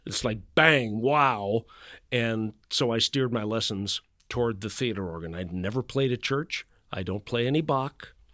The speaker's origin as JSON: {"language": "English", "town": "Chicago", "region": "Illinois", "country": "United States", "tie": "born or raised there", "moved": "yes", "lives_now": "Atlanta, United States", "said": "I grew up in Chicago"}